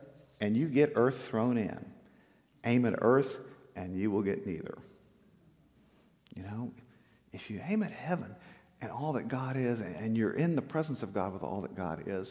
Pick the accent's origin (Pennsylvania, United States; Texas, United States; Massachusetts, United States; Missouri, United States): Texas, United States; South; we grew up in South Texas